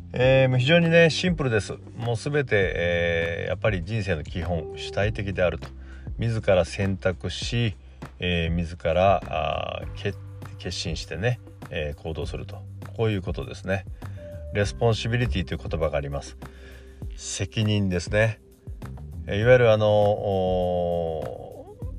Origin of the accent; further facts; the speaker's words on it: Miyazaki, Japan; moved away; 私の故郷宮崎なんですけども